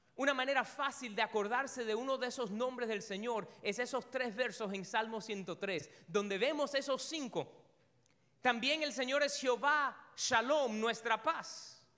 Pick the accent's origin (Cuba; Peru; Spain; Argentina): Cuba; Una de las primeras cosas que uno se aprende cuando es cubano es el Padre Nuestro. Desde chiquitico te lo van diciendo.